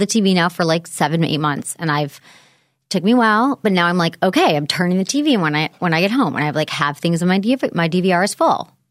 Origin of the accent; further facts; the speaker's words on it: Michigan, United States; moved away as an adult; also born or lived in San Francisco; where I grew up in Michigan